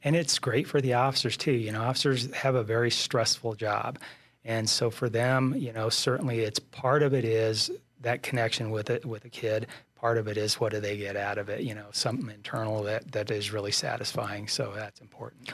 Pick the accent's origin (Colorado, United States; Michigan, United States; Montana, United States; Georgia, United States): Colorado, United States; also born or lived in San Luis Valley, Colorado / Castle Rock, Colorado / Pueblo, Colorado; I was born and raised in Colorado